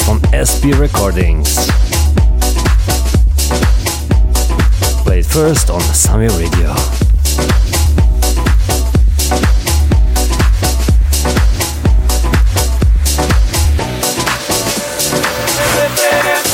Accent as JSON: {"language": "English", "country": "Slovenia", "first_language": "Slovenian", "second_language": "English", "said": "my native language, Slovenian"}